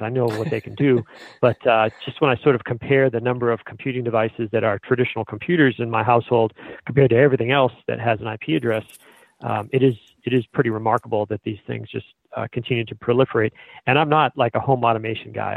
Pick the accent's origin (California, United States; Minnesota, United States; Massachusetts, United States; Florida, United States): Massachusetts, United States; Billerica; I war dialed my hometown